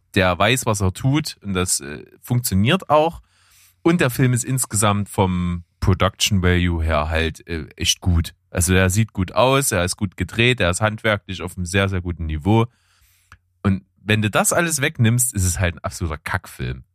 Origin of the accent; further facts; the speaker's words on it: Germany; bei uns in Deutschland